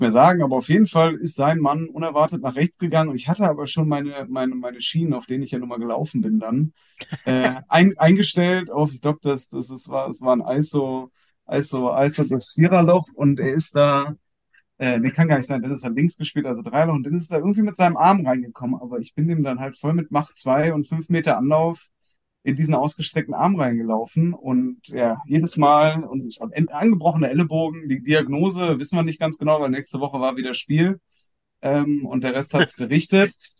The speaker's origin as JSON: {"language": "German", "town": "Cologne", "region": "North Rhine-Westphalia", "country": "Germany", "tie": "born or raised there", "also_born_or_lived": "Düsseldorf", "said": "als gebürtiger Kölner"}